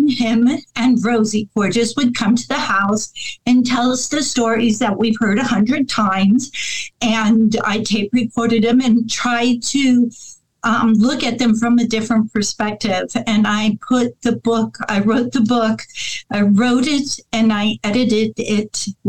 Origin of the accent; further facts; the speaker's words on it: Hollywood, California, United States; born there; I'm a city girl. {S1} Okay. {S2} I was born in Southern California, Hollywood.